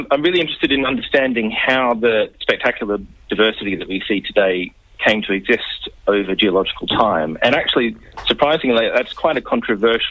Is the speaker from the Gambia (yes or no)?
no; Melbourne, Victoria, Australia; moved away as an adult; also born or lived in United Kingdom; now in Birmingham, United Kingdom; I grew up in Melbourne